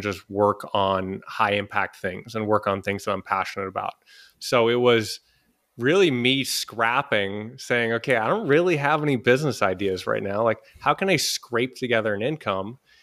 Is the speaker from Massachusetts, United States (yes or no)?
yes; Boston, Massachusetts, United States; moved away as an adult; also born or lived in Los Angeles / San Francisco; I'm originally from Boston in the U S